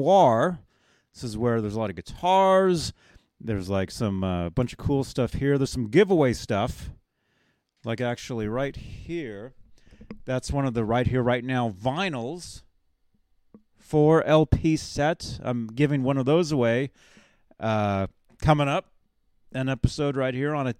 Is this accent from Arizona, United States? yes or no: yes; Phoenix, Arizona, United States; moved away; I'm from Phoenix.